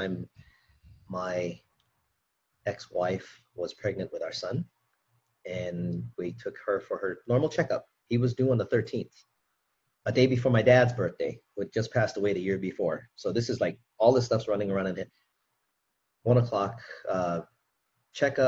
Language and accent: English; Hawaii, United States; I'm from Hawaii